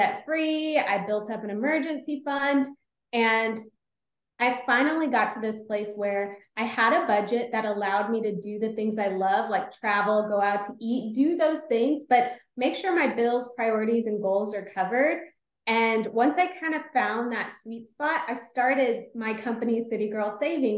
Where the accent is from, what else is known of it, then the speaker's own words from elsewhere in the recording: Austin, Texas, United States; moved away as an adult; also born or lived in Los Angeles, California; I'm from Austin, Texas